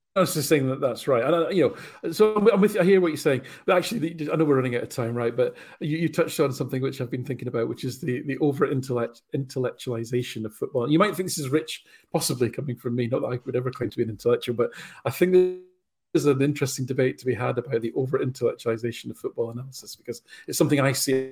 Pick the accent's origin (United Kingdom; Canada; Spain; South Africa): United Kingdom; Falkirk, Scotland; I was born in Falkirk.